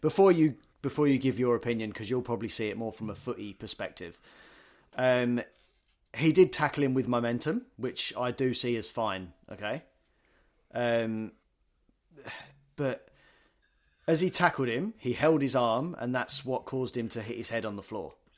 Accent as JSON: {"language": "English", "country": "United Kingdom", "moved": "yes", "lives_now": "Australia", "said": "you go back to the U K, we're all m, football mad."}